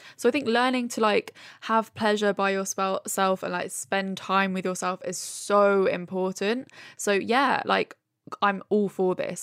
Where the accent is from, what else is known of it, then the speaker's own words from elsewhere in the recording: Brighton, South East England, United Kingdom; moved away as an adult; now in London, United Kingdom; I grew up in Brighton